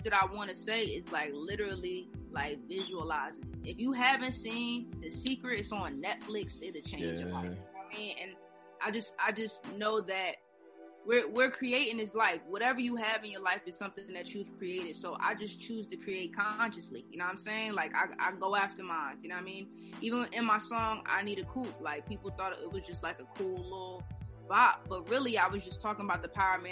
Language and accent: English; New Jersey, United States; I'm from Jersey